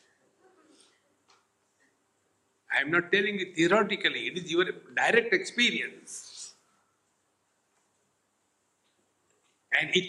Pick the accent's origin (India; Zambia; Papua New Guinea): India; being Indian